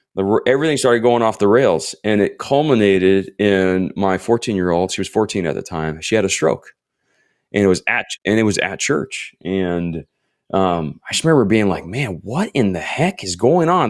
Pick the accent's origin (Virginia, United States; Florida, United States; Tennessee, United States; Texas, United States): Florida, United States; also born or lived in Ohio / Iowa; now in Southern California, United States; I was born in Ohio, grew up in Florida, spent twelve hour, twelve hours, oh my gosh, twelve years in Iowa